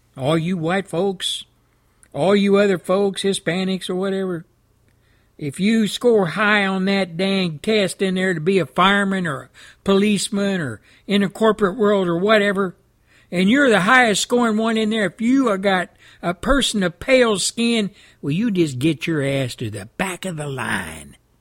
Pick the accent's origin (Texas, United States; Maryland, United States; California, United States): Texas, United States; my home state of Texas